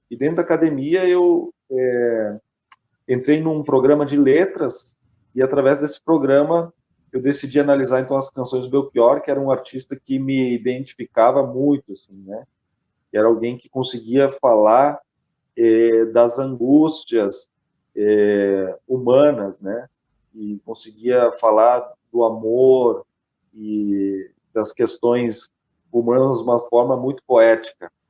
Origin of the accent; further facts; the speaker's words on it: Curitiba, Paraná, Brazil; born there; also born or lived in Japan / Caxias do Sul; Eu sou curitibano de nascença, mas eu morei cinco anos no Japão.